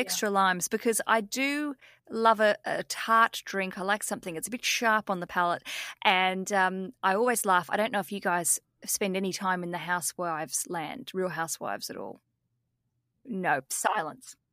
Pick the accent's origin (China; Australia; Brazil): Australia; as we'd say in Australia.